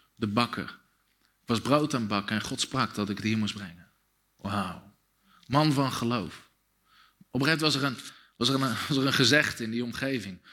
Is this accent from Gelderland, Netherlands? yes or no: no; Dussen, North Brabant, Netherlands; Ik ben opgegroeid in Dussen, een dorpje met 2000 mensen